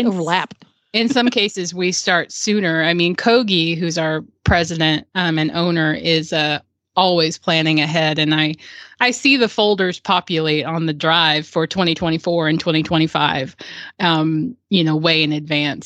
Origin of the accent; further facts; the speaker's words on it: Murfreesboro, Tennessee, United States; my hometown of Murfreesboro